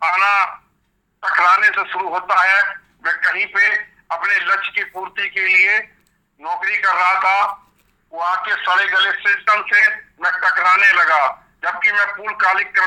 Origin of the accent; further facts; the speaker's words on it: Etawah, Uttar Pradesh, India; मैं इटावा का रहने वाला हूँ